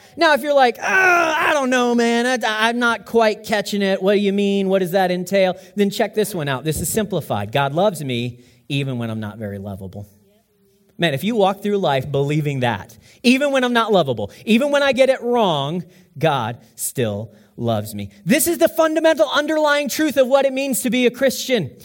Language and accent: English; United States; I'm an American